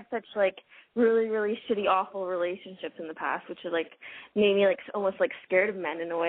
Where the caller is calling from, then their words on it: Toronto, Ontario, Canada; I'm calling from Toronto.